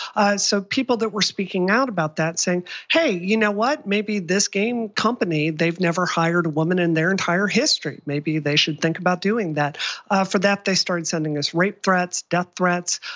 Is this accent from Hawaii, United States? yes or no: no; Mississippi, United States; moved away; I grew up in Mississippi